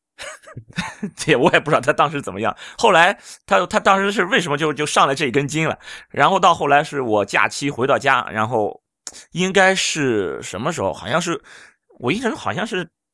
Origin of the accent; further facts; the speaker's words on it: Jinan, Shandong, China; 因为我是济南人